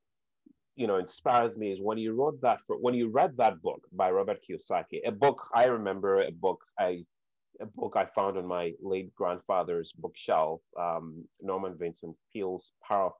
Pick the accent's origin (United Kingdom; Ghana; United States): Ghana; growing up in Ghana